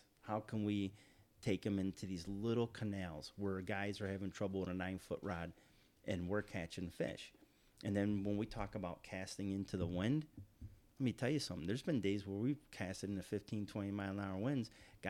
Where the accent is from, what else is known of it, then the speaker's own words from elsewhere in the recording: New York, United States; now in Florida, United States; and I grew up fishing like in the Pulaski Rivers, the St. Lawrence Rivers, Lake Ontario, a lot of the smaller bodies of water like you have down here in Florida.